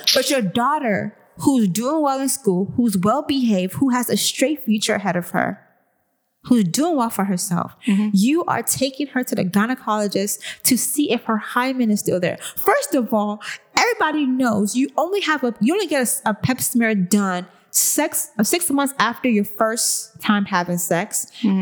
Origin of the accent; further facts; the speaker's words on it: Nigeria; our parents teach us Nigerian girls